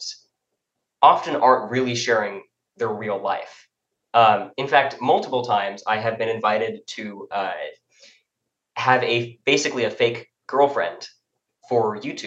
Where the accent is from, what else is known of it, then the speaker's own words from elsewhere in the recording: Encinitas, California, United States; now in Los Angeles, United States; I grew up in Encinitas in San Diego